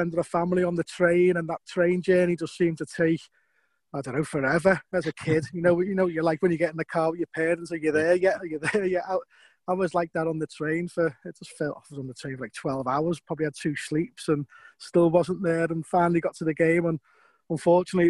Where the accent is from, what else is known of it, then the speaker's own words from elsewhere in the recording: Liverpool, North West England, United Kingdom; I was born in Lowell Street, just off County Road there. So that's close to Goodison Park.